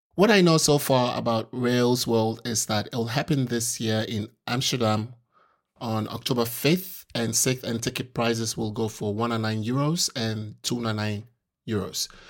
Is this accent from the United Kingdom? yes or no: no; Ghana; I'm from Ghana, uh, it's, it's on the African continent